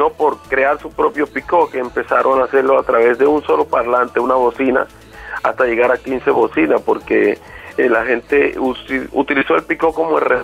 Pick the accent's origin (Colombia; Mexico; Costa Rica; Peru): Colombia; San Basilio de Palenque, Bolívar; mis canciones nacen de toda la vivencia de, mi pueblo y de todo lo que yo he podido vivir a través de, de las grandes metrópolis como Cartagena, digámoslo así.